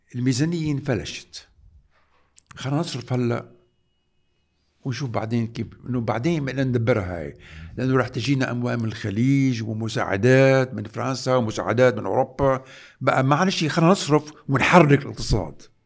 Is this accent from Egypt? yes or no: no; Lebanon; نحن كلبنانيين